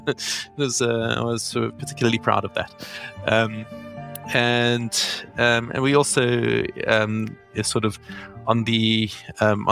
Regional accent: Johannesburg, Gauteng, South Africa; now in Israel; I was born in South Africa and grew up in Johannesburg

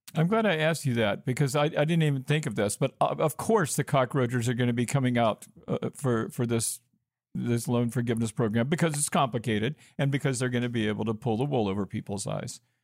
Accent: Georgia, United States; moved away as an adult; also born or lived in Arizona; I'm from Georgia, so I was an out of state student.

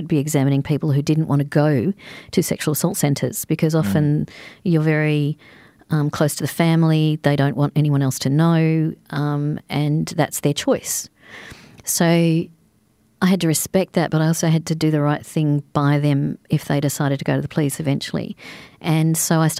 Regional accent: Adelaide, South Australia, Australia; growing up in Adelaide

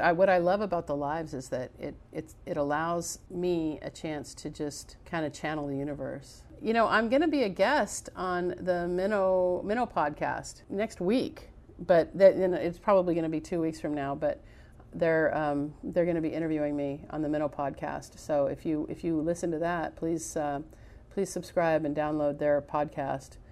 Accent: United States

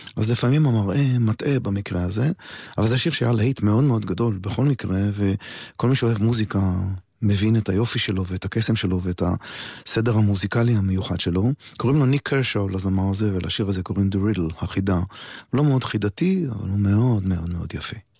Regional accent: Israel; אני ישראלי מאוד מאוד גאה

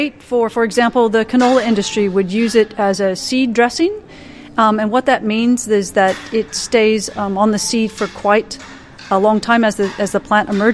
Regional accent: the Midwest of the US, United States; moved away as an adult; also born or lived in Minnesota / Madison, Wisconsin / Narrabri, New South Wales; now in Australia; I grew up in the Midwest of the US.

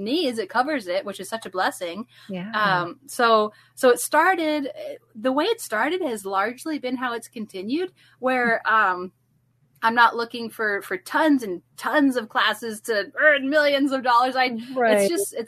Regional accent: Fort Collins, Colorado, United States; moved away as an adult; now in Missouri, United States; I got to teach at Heritage Christian Academy, yep, in Fort Collins, Colorado

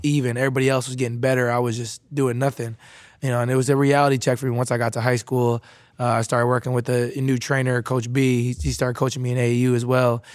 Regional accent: Wisconsin, United States; moved away as an adult; I was a kid, uh, growing up in Wisconsin

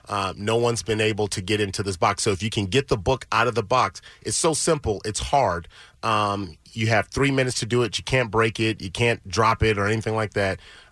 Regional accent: Los Angeles, California, United States; I'm an LA guy, so, you know, I still feel like I'm the kid from Crenshaw.

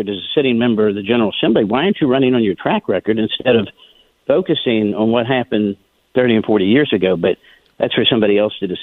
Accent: West Virginia, United States; moved away as an adult; also born or lived in Hanover County, Virginia; now in Virginia, United States; I'm originally from West Virginia.

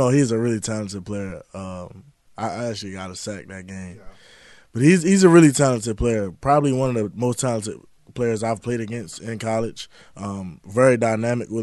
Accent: Baltimore, Maryland, United States; being a kid growing up in Baltimore

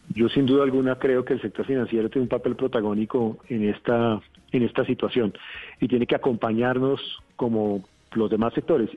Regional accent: Colombia

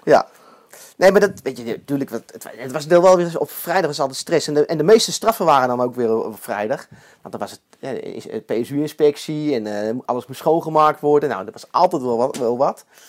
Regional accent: Eindhoven, North Brabant, Netherlands; ik kom zelf van Eindhoven.

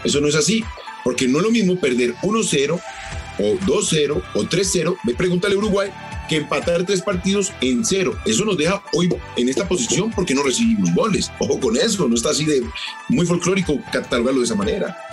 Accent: Colombia; Y nosotros como colombianos

